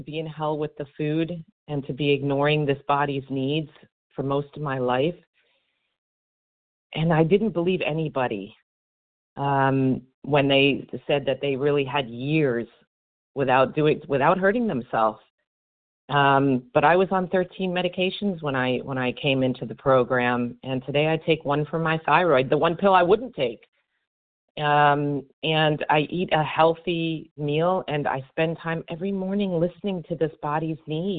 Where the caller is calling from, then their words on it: Miami, Florida, United States; from Miami, Florida.